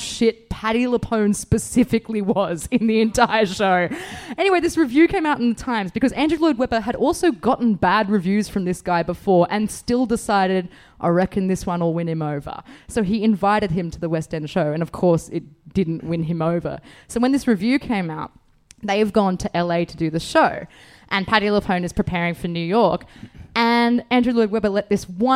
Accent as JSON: {"language": "English", "town": "Bathurst", "region": "New South Wales", "country": "Australia", "said": "I'm from Bathurst."}